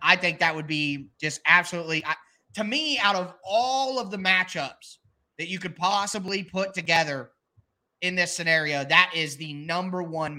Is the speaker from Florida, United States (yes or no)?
no; Ohio, United States; born there; Well, I was born in Ohio and I live in Ohio.